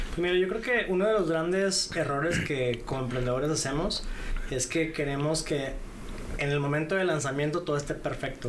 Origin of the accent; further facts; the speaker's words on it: Monterrey, Nuevo León, Mexico; moved away as an adult; soy originario de Monterrey. Este eh, crecí ahí, estuve ahí más o menos hasta la época de la universidad